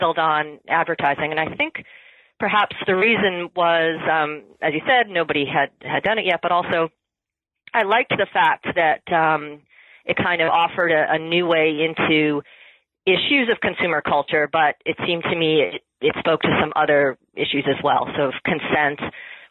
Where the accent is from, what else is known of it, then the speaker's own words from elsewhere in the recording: Massachusetts, United States; moved away as an adult; also born or lived in Pennsylvania / Rhode Island; now in Canada; I was born in Massachusetts.